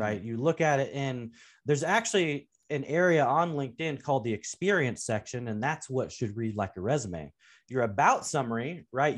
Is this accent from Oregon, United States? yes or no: yes; Portland, Oregon, United States; grew up in the Pacific Northwest in Portland, Oregon, and the part of town I w, grew up in was actually in North Portland.